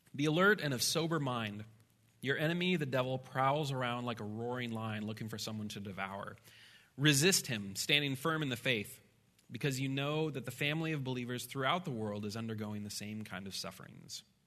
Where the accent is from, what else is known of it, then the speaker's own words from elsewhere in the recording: Midwest, United States; I'm a Midwesterner